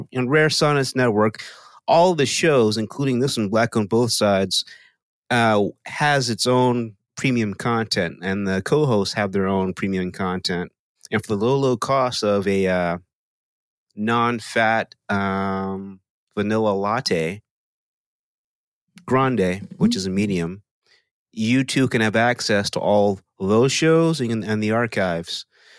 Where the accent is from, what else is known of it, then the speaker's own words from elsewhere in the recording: Texas, United States; I am from Texas.